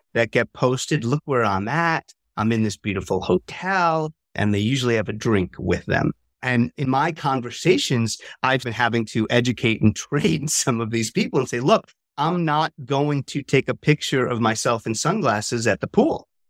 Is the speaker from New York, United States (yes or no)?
yes; New York, United States; moved away; also born or lived in Lille, France; I'm from New York originally